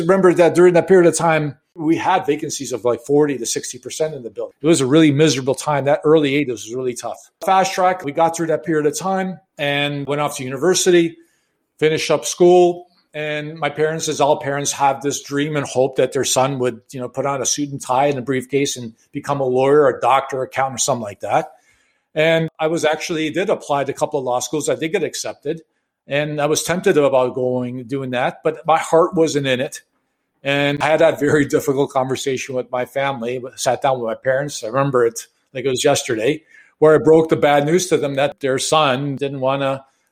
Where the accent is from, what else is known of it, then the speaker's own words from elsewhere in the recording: Chicago, Illinois, United States; I was born and raised in Chicago in the late 60s, 70s